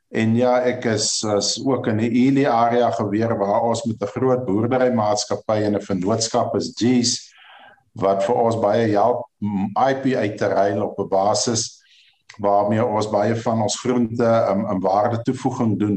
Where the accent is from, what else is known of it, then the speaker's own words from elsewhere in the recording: Ceres, Western Cape, South Africa; Ja, ek is gebore in Ceres, grootgeword Ceres al my jare. Ek bly op die ou familieplaas vir al die jare laaste drif.